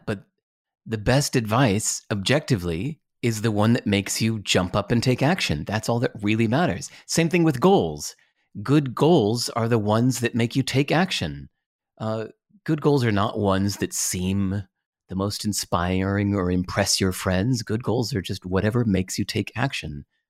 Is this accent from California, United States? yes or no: yes; Berkeley, California, United States; born there; I was born in Berkeley where …'s from